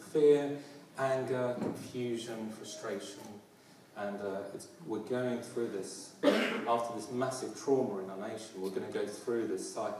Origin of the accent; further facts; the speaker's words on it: London, United Kingdom; As you can hear my accent, I'm a proud Londoner